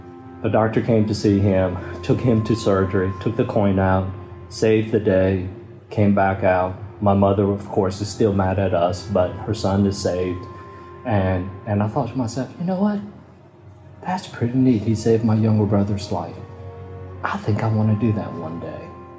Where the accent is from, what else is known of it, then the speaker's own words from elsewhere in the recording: Kentucky, United States; growing up in South Vietnamese culture, we eat a lot of rice. And in Kentucky, it was all potatoes.